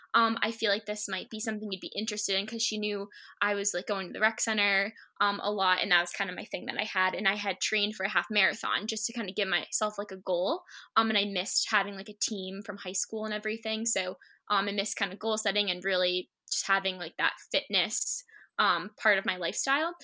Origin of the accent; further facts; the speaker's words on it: Shrewsbury, Massachusetts, United States; I grew up in Shrewsbury, Mass, my whole life